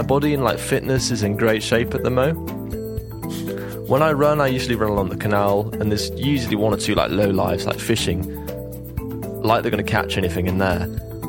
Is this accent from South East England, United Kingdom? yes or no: yes; Oxford, South East England, United Kingdom; Hey, guys. … I come from Oxford.